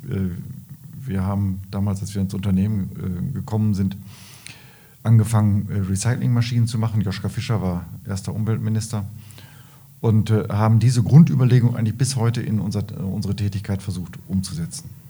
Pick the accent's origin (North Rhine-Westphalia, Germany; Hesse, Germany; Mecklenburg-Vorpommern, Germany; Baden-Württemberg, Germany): North Rhine-Westphalia, Germany; Lahde; born there; ich bin in, in Lade geboren, an der Bahnstrecke und da wurden, äh, wurde eine Straße gebaut, die B482